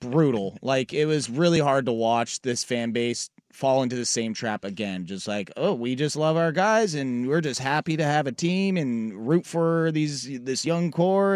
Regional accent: Portland, Oregon, United States; the city that I grew up in, Portland

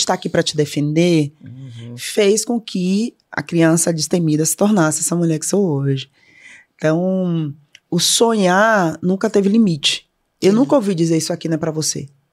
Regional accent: Salvador, Bahia, Brazil; born or raised there; moved away

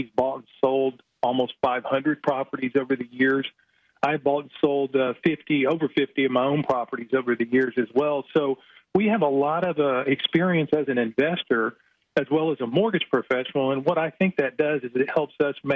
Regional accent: Houston, Texas, United States; moved away as an adult; now in Dallas, United States; he and I grew up together in Houston

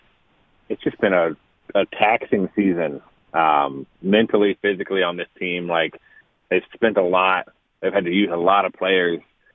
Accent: Kansas City, Missouri, United States; now in Los Angeles, United States; I was born in Kansas City

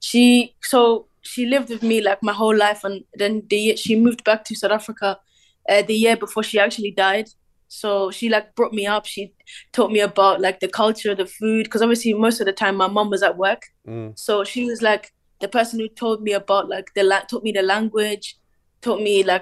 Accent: Cork, Munster, Ireland; I was born in Ireland in Cork

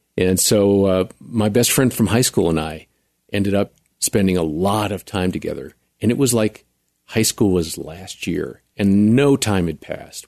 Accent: central Wisconsin, United States; moved away as an adult; also born or lived in Chicago / Texas; when I was about three, we moved from Chicago up to central Wisconsin

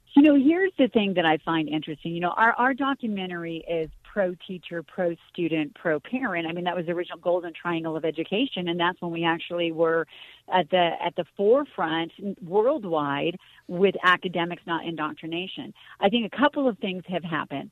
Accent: Colorado, United States; also born or lived in Hollywood; I'm from Colorado, but spent time in Hollywood

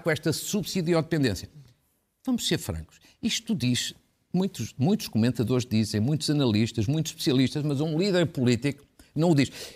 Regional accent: Fafe, Norte, Portugal; da minha terra, de Faf

